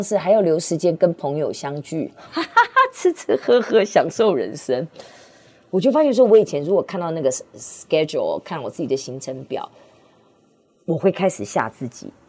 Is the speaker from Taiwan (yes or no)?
yes; Hsinchu, Hsinchu City, Taiwan; born there; 因为我是新竹市出生的